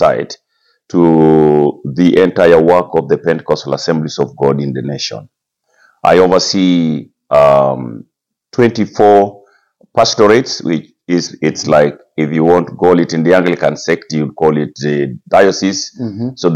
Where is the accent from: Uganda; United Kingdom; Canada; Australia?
Uganda; Kaberamaido, Eastern Region; I come from Teso. I am born from Kabaramaido, which is the western part of Teso district originally.